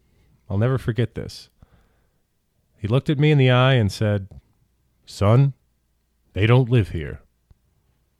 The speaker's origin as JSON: {"language": "English", "town": "St. Louis", "region": "Missouri", "country": "United States", "tie": "born or raised there", "also_born_or_lived": "Kenya", "said": "I grew up in St. Louis"}